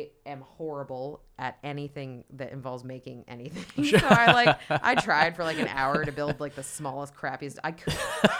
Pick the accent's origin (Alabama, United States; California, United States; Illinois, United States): California, United States; San Francisco; San Francisco.